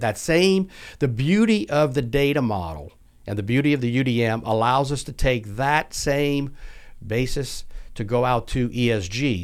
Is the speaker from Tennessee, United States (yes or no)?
no; South Louisiana, United States; accent: not Houston-based; moved away; also born or lived in Houston; born and raised in South Louisiana